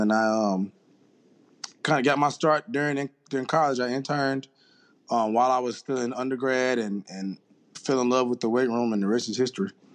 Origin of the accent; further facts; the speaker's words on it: Jackson, Mississippi, United States; I'm originally from Jackson, Mississippi